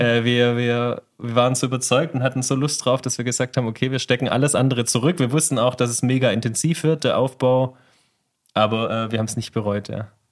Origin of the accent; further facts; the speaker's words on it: Remstal, Baden-Württemberg, Germany; now in Hessigheim, Germany; Ich bin Remstäler